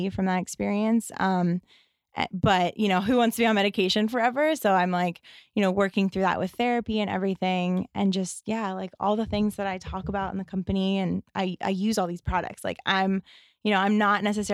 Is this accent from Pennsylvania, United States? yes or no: yes; Pittsburgh, Pennsylvania, United States; moved away; also born or lived in Hoboken; I'm from the East Coast. I'm from Pittsburgh.